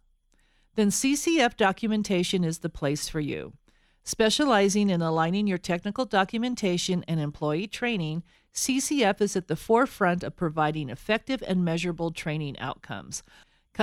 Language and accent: English; Denver, Colorado, United States; I'm a Denver native also, or Colorado native